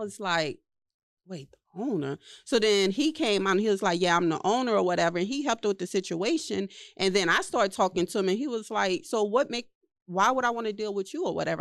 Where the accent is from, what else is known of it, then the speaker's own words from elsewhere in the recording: New Orleans, Louisiana, United States; I was from New Orleans, you know, right after Hurricane Katrina